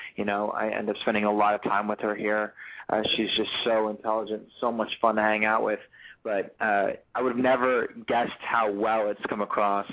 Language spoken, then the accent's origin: English; Los Angeles, California, United States; also born or lived in Newport Beach, California / Charleston, South Carolina; I'm born and raised in Los Angeles, California